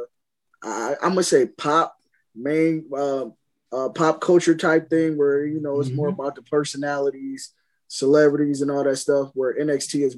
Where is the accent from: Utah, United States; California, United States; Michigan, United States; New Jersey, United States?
Michigan, United States; Pontiac; from Pontiac, Michigan